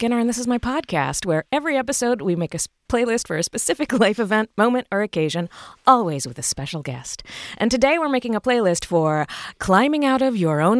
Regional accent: Virginia, United States; I am from Virginia.

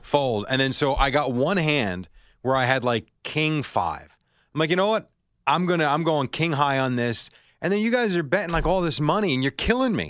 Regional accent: New York City, New York, United States; I'm from Brooklyn

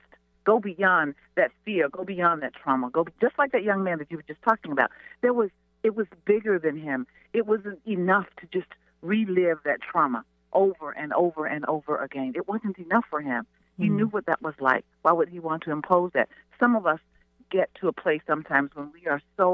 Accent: Mississippi, United States; I'm from Mississippi, so we call it a yonder place.

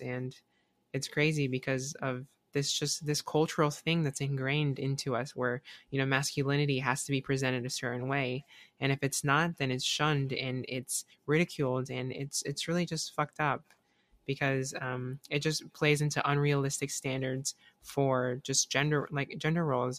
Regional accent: South Carolina, United States; now in Florida, United States; I, I grew up in South Carolina

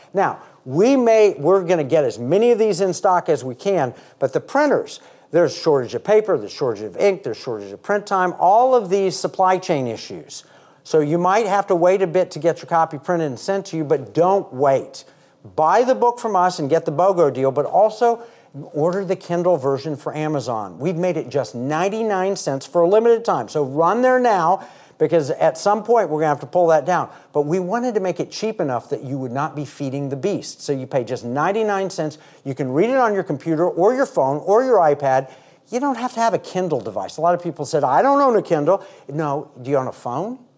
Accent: United States; I was born in America

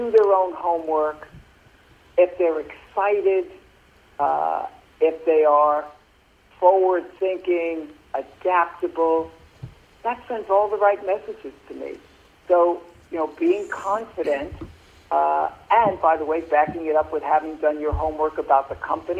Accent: New York City, New York, United States; I grew up in Brooklyn, New York

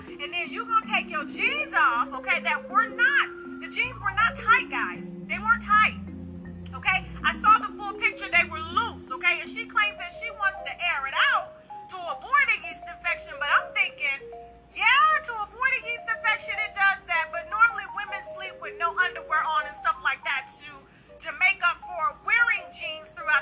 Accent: the South, United States; the way I was raised in the South

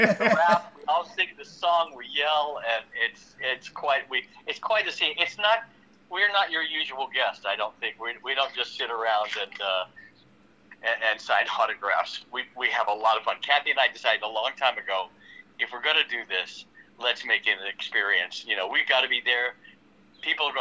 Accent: Hattiesburg, Mississippi, United States; moved away as an adult; also born or lived in New York / Los Angeles; I'm a kid from Hattiesburg

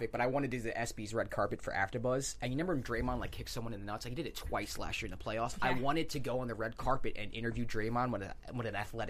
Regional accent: New York, United States; as a New Yorker

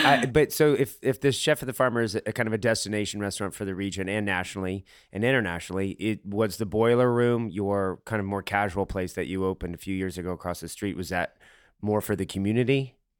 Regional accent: Atlanta, Georgia, United States; moved away; I'm from Atlanta and I kind of escaped to the north to get away from where I grew up

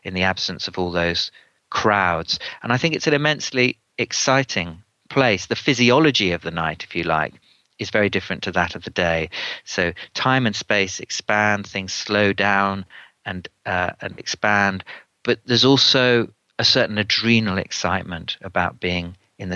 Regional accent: London, United Kingdom; as a Londoner myself

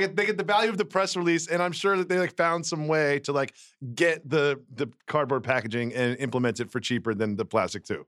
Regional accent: Amherst, Massachusetts, United States; moved away; I'm from Amherst, Massachusetts.

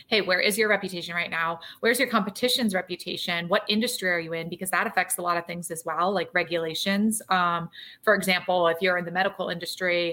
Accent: Maryland, United States; moved away as an adult; also born or lived in Philadelphia area; now in Philadelphia, United States; I moved out from Maryland in 2009

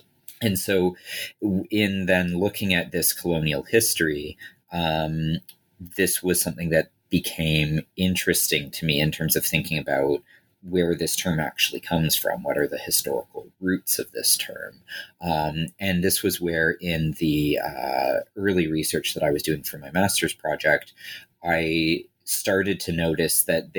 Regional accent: Toronto, Ontario, Canada; as kind of a white kid growing, a white guy growing up in Toronto

